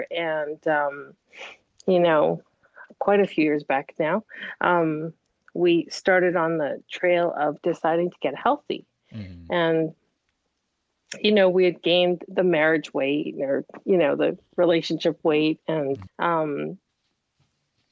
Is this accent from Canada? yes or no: yes; Montreal, Quebec, Canada; growing up in Montreal